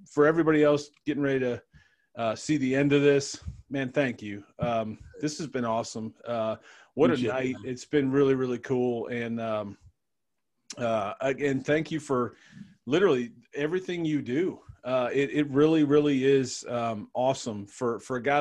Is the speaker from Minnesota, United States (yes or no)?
no; Cleveland, Ohio, United States; I'm from Cleveland